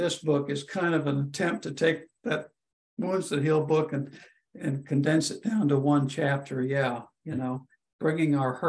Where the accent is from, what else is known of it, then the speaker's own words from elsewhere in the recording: India; That went back to when I was growing up in India and sent away to boarding school, and the separation from parents